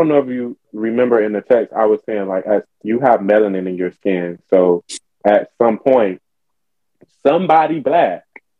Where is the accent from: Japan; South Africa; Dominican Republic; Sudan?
Dominican Republic; Hispanic, I'm Dominican, and that's that on that.